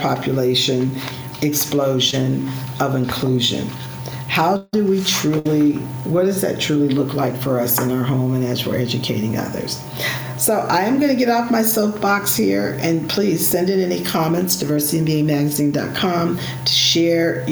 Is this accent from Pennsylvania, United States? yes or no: no; California, United States; I grew up in California, right there, the borders where, you could just walk across the street and be in the other country